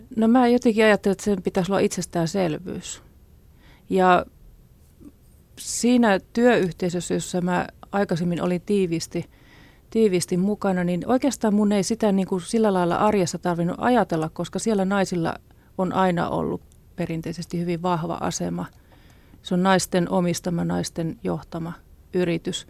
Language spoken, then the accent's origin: Finnish; Ostrobothnia, Finland; Mä oon syntynyt Pohjanmaalla lakeuksilla